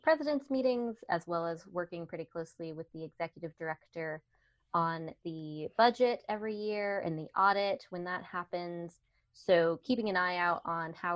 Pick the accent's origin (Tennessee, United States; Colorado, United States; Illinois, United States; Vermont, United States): Colorado, United States; also born or lived in Washington State; I'm a Coloradan through and through. I've lived all over Colorado